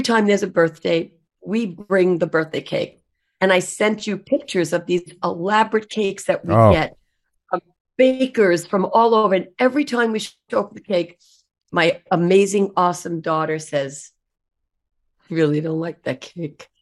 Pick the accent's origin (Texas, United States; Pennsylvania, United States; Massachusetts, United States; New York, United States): New York, United States; Long Island; We're both from Long Island